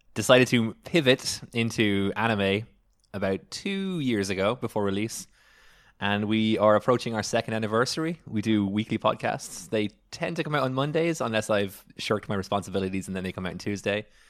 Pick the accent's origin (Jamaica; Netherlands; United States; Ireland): Ireland; moved away; I am from Ireland